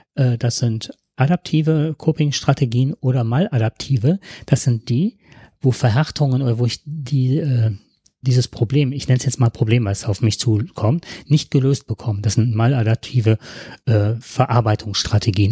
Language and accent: German; Heinsberg district, North Rhine-Westphalia, Germany; wir kommen ja aus dem Kreis Heinsberg